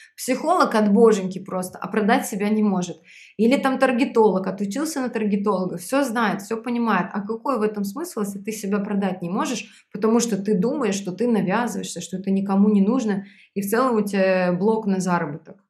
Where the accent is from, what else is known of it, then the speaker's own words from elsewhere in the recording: Belarus; moved away as an adult; now in Moscow, Russia; Я родилась в Беларуси, и в 2012 году я переехала в Москву